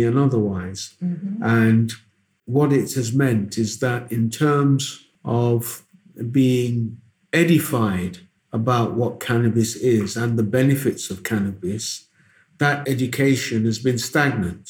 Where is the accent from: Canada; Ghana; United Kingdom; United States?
Ghana; Mampong, Ashanti; now in Accra, Ghana; I'm from the Ashanti region of Ghana, the Asante Mampong, we say.